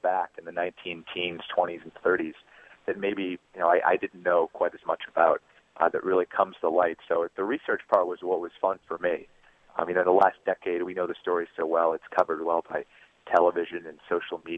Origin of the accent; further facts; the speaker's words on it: Massachusetts, United States; moved away; I'm from Massachusetts originally